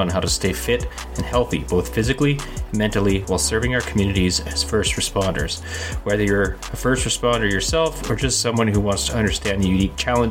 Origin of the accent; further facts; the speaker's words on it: Canada; I'm a Canadian police officer